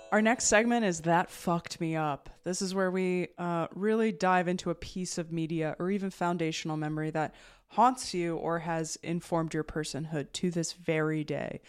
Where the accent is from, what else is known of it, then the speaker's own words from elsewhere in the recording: New Jersey, United States; I'm from New Jersey, the land of malls and diners